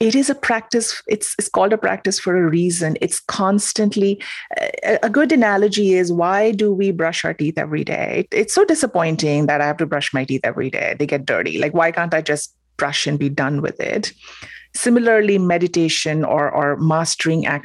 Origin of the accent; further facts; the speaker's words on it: Mumbai, Maharashtra, India; moved away; I'm from Mumbai, as you said, India.